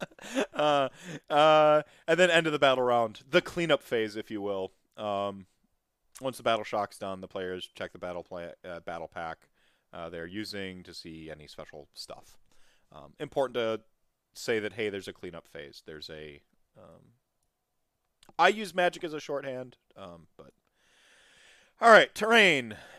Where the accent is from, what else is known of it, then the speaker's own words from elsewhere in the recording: United States; I come from America